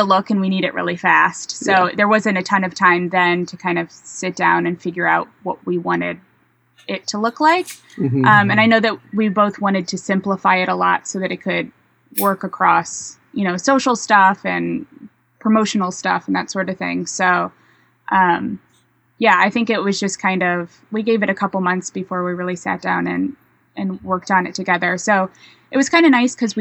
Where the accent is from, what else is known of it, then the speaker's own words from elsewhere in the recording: St. Louis, Missouri, United States; we're from St. Louis